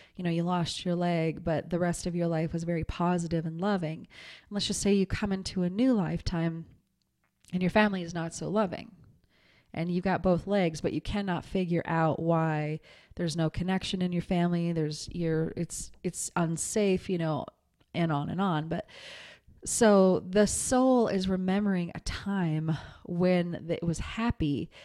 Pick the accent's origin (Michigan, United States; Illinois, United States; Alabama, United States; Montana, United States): Montana, United States; I grew up in Montana.